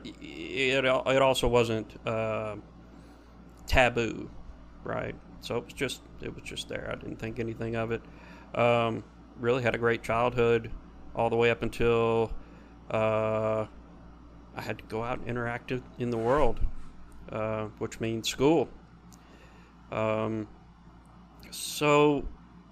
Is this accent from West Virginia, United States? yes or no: no; Little Rock, Arkansas, United States; I was born in Little Rock, Arkansas